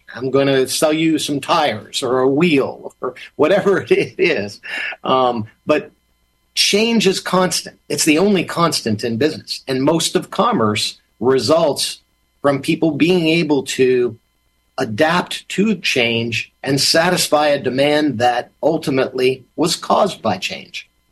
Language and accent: English; Massachusetts, United States; when I was growing up in Massachusetts.